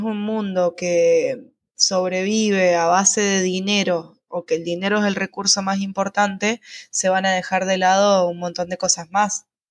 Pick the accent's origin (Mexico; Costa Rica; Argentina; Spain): Argentina; San Rafael, Mendoza; moved away as an adult; San Rafael, que es de donde yo soy